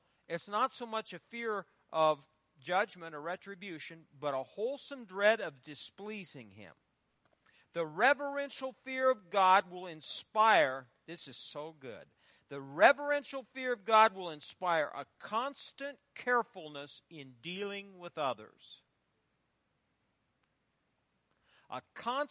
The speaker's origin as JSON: {"language": "English", "town": "Fairbury", "region": "Nebraska", "country": "United States", "tie": "born or raised there", "said": "my hometown of Fairbury"}